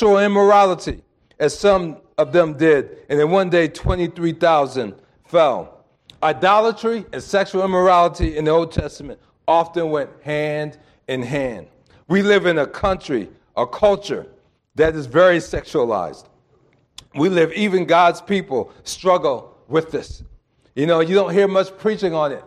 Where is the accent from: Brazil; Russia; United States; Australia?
United States; East Coast; I'm from the East Coast